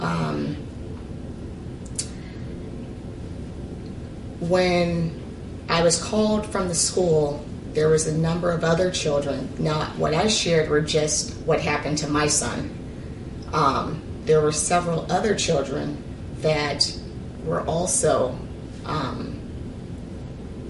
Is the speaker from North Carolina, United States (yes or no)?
no; Ridgecrest, California, United States; moved away as an adult; also born or lived in Arkansas / Sacramento; I was born in Arkansas. However, I grew up in California, more specifically Ridgecrest